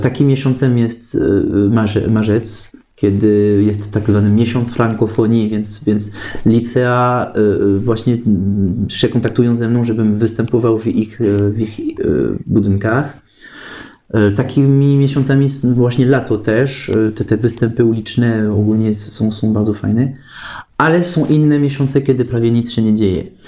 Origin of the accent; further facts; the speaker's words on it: France; Polish is a second language; moved away as an adult; now in Kraków, Poland; ja jestem Francuzem